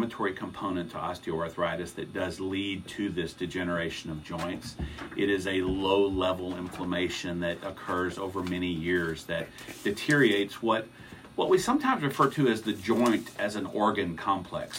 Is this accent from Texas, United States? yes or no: yes; Texas, United States; moved away as an adult; now in Missouri, United States; I am a Texan, born and bred.